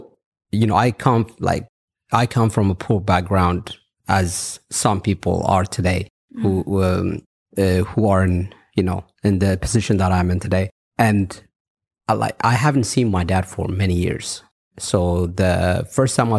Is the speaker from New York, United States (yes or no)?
no; Las Vegas, Nevada, United States; English is a second language; also born or lived in Ethiopia; now in Dubai, United Arab Emirates; I was born in Ethiopia, and I left Ethiopia when I was 10 years old to Las Vegas. So my life has been in Las Vegas all this time